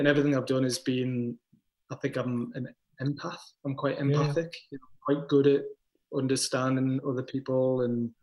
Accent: Crawcrook, North East England, United Kingdom; I grew up in a place called Crowcrook, which is way in the west of Gateshead

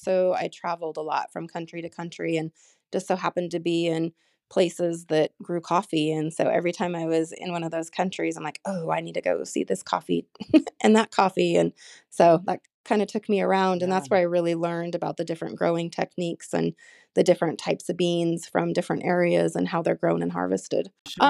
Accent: Wyoming, United States; I was born and raised in Wyoming. I did leave to go to college.

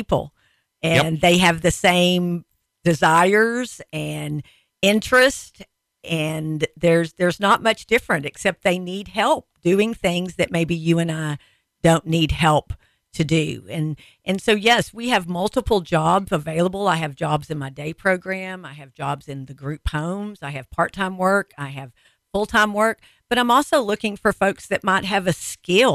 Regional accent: Texas, United States; I'm a Texan

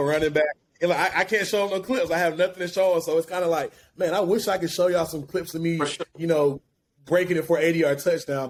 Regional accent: Alabaster, Alabama, United States; moved away as an adult; also born or lived in Birmingham, Alabama; now in Atlanta, United States; originally from Birmingham, actually, um, my hometown, Alabaster, Alabama.

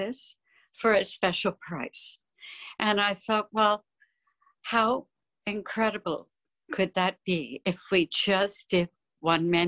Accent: New Jersey, United States; I grew up in New Jersey

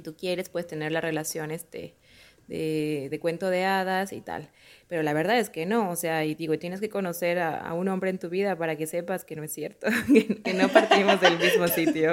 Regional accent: Mexico; yo soy de un mexicana, de una familia súper católica

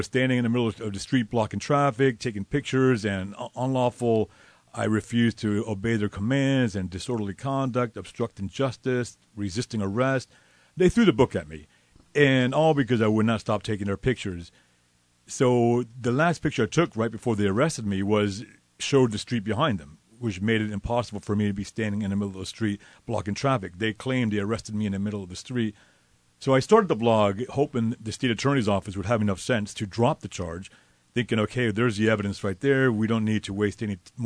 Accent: Miami, Florida, United States; moved away as an adult; I'm born and raised in Miami.

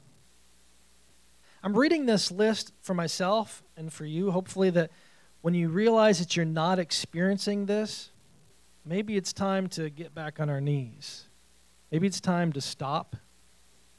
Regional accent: New York, United States; I'm a New Yorker

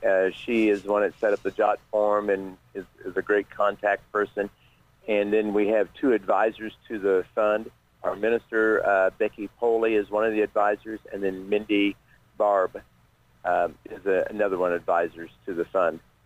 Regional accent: Ripley County, Indiana, United States; born or raised there

